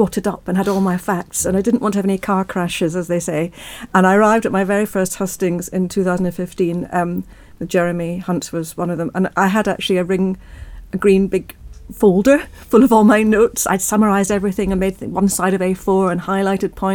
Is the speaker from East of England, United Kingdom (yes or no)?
no; Scotland, United Kingdom; also born or lived in South London; now in London, United Kingdom; I'm originally Scottish